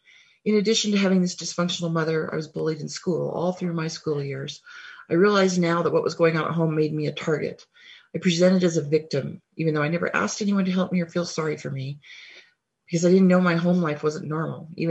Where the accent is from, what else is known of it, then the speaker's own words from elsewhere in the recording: Wyoming, United States; now in Helena, United States; I currently live in Helena, Montana, but I grew up in Wyoming.